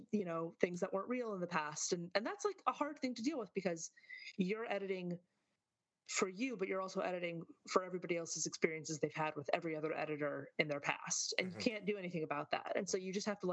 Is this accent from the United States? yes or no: yes; Michigan, United States; moved away as an adult; now in New York, United States; I'm a Michigander, you know, originally